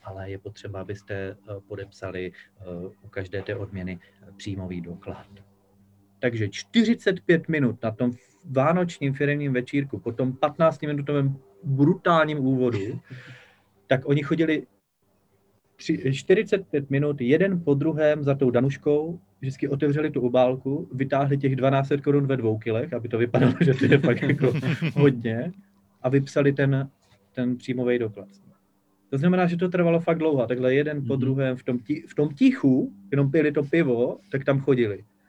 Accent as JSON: {"language": "Czech", "town": "Havířov", "region": "Moravian-Silesian Region", "country": "Czechia", "tie": "born or raised there", "said": "v Havířově, odkud pocházím, kde jsem se narodil"}